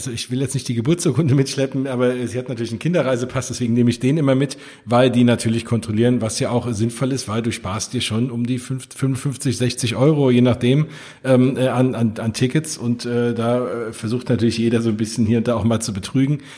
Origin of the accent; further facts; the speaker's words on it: Hesse, Germany; vor allem geht mir da als äh, Hesse und äh, in der Nähe von Frankfurt wohnt natürlich das Herz auf